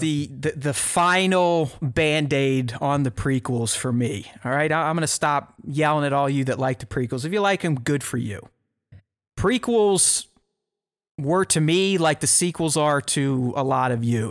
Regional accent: Pittsburgh, Pennsylvania, United States; moved away; grew up in the North, in Pittsburgh

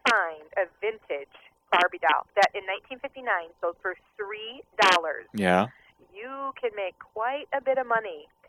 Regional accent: Midwest, United States; a little girl growing up in the Midwest.

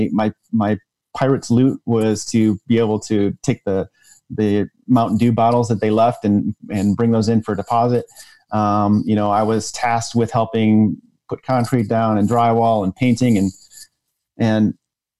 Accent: Michigan, United States; grew up in Michigan

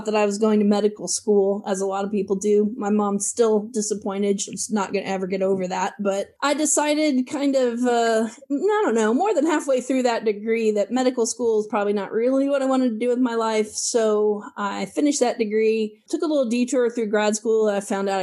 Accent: Illinois, United States; moved away as an adult; now in Atlanta, United States; I've been in Atlanta for a little over 20 years, but I actually grew up in Illinois. I'm a small town farm kid

